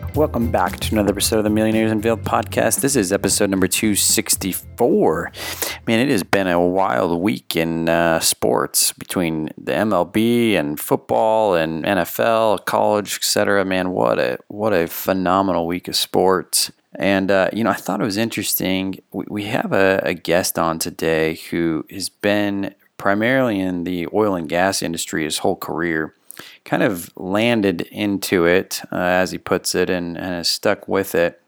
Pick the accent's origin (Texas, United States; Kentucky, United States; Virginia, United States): Texas, United States; my home state Texas